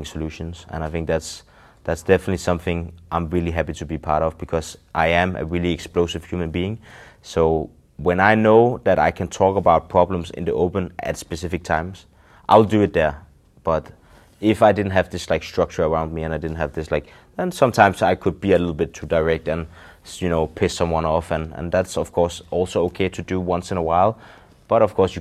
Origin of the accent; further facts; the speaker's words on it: Denmark; first language Danish; English is a second language; when we're speaking Danish